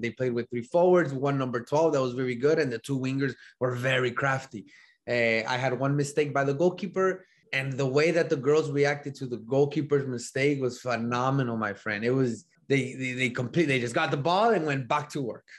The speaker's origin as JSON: {"language": "English", "town": "El Paso", "region": "Texas", "country": "United States", "tie": "born or raised there", "also_born_or_lived": "Laredo, Texas", "moved": "as an adult", "lives_now": "Illinois, United States", "said": "I grew up in El Paso, Texas, right? Grew up there."}